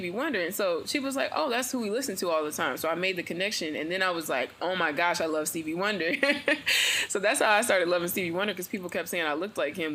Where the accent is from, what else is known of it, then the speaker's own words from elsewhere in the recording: Indianapolis, Indiana, United States; moved away as an adult; also born or lived in Muncie; now in Atlanta, United States; I'm from Indianapolis. That's where I'm from.